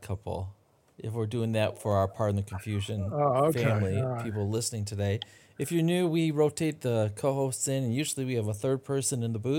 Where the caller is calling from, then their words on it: Dexter, Michigan, United States; also born or lived in North Carolina; I'm calling in from Dexter, Michigan, which is near Ann Arbor.